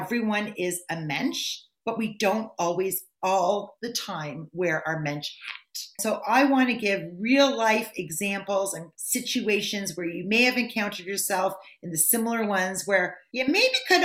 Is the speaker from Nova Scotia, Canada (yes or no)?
no; Thornhill, Ontario, Canada; moved away as an adult; also born or lived in Singapore; now in New Jersey, United States; We're both from Toronto or Thornhill